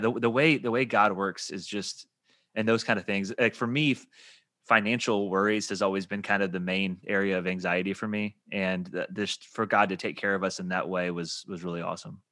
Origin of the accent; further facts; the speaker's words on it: Evansville, Indiana, United States; moved away as an adult; I'm from Evansville, Indiana, and so before my wife and I moved down here